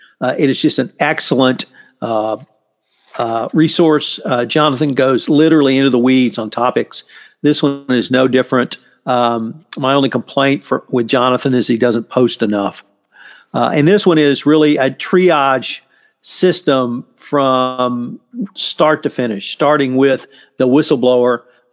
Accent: Texas, United States; as the Texan in the group

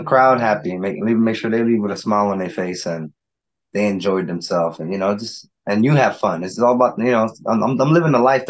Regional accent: New York City, New York, United States; also born or lived in Florida; now in Las Vegas, United States; That's Brooklyn guys. It's New York. That's like me. I'm from Brooklyn, New York.

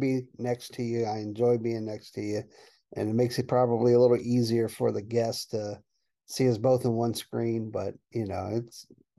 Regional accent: Maryland, United States; We're from Maryland

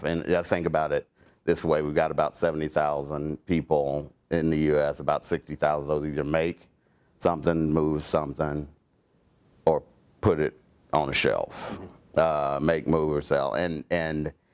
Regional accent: Oklahoma, United States; I was born small town in Oklahoma. So small, there wasn't even a Walmart there when I grew up, or a stoplight.

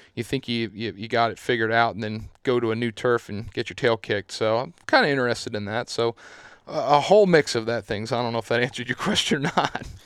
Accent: Southeast Pennsylvania, United States; I'm from Southeast Pennsylvania

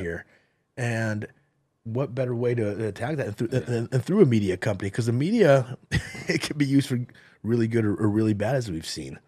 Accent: United States; I'm here. I was born here.

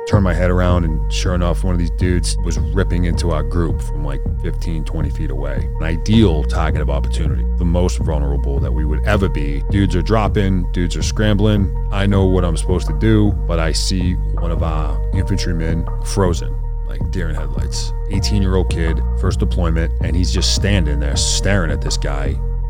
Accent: Boston, Massachusetts, United States; accent: Boston; The most Boston thing about me? I guess I'd say probably just the way I talk.

